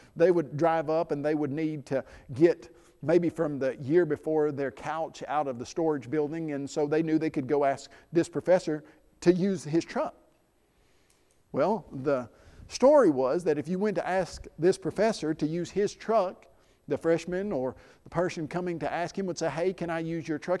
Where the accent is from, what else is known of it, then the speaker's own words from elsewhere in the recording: Middle Tennessee, United States; I grew up in Middle Tennessee.